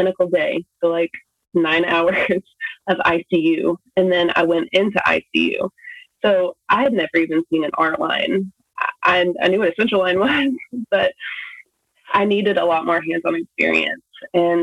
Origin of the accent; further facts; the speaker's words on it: Texas, United States; moved away as an adult; now in New Hampshire, United States; We're living in New Hampshire, but we're from Texas